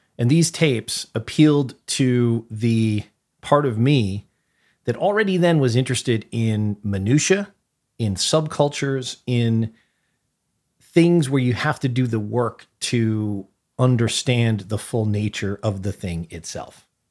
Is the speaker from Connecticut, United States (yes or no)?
yes; New Haven, Connecticut, United States; the social life in New Haven, Connecticut, which encompassed I don't know how many high schools, like, the scene that I grew up